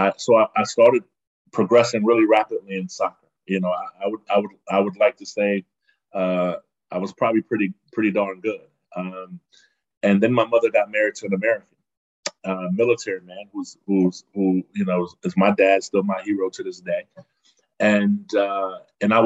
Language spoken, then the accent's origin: English; Frankfurt, Hesse, Germany; also born or lived in Berlin, Germany; now in United States; I'm from Berlin, Germany, originally. And so that's my home city. And but I spent most of my childhood either in Berlin or Frankfurt. So more of my adolescence was in Frankfurt.